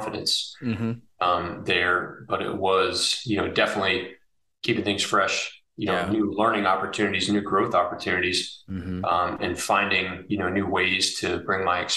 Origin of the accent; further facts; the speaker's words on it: Oak Harbor, Washington, United States; moved away; I was born and raised in Oak Harbor, Washington